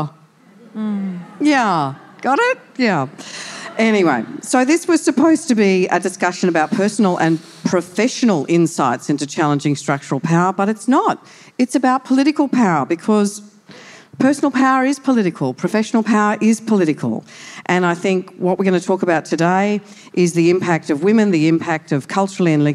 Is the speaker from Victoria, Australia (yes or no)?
no; Brisbane, Queensland, Australia; we're Brisbane girls